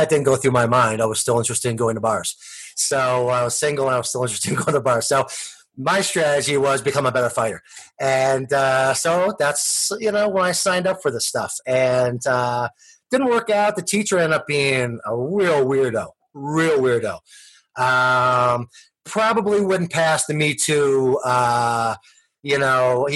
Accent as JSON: {"language": "English", "town": "Allentown", "region": "New Jersey", "country": "United States", "tie": "born or raised there", "said": "I grew up in Allentown, little town"}